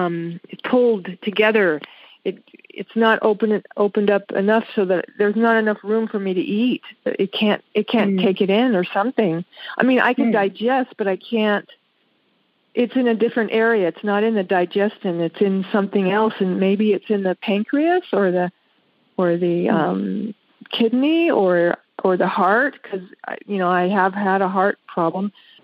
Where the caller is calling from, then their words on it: Las Vegas, Nevada, United States; I'm from Las Vegas, Nevada.